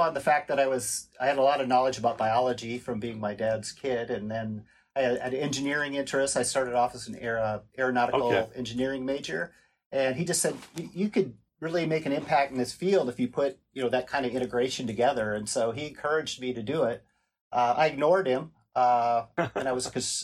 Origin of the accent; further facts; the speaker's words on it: Seattle, Washington, United States; also born or lived in Anchorage, Alaska; I mostly grew up in Seattle ultimately